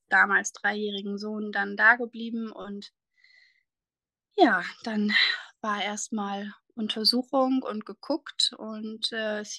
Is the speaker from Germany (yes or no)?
yes; Germany; ich komme aus der Nähe von Bremerhaven